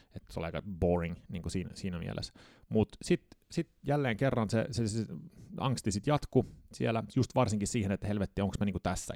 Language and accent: Finnish; Södertälje, Stockholm County, Sweden; accent: Sweden Finnish; moved away as an adult; now in Finland; päädy sitten Södeteljeen ja siellä mä synnyin tota, 79. Ja suomalaisessa luokassa tietenkin olin